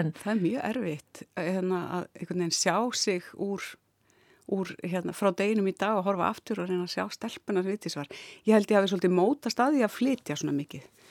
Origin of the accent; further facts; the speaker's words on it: Ísafjörður, Westfjords, Iceland; moved away as an adult; also born or lived in Reykjavík; svo fluttu við aftur 1981 þegar ég er 11 ára og e, þannig að ég var þarna frá 11 ára aldrei og fram yfir mentó